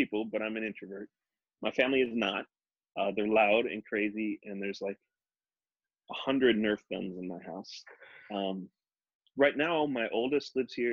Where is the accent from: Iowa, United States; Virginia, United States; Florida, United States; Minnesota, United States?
Minnesota, United States; Minneapolis; I grew up in Minneapolis